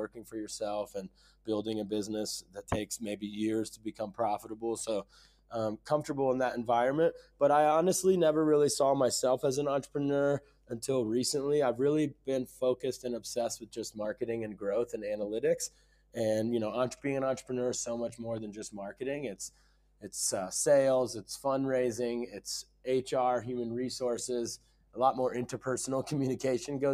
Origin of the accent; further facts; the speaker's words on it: Ohio, United States; moved away as an adult; also born or lived in Dubai / Silicon Valley; I grew up in a small town in Ohio